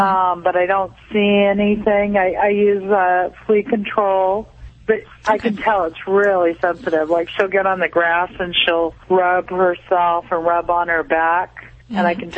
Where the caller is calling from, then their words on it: Long Beach, California, United States; I'm calling from Long Beach.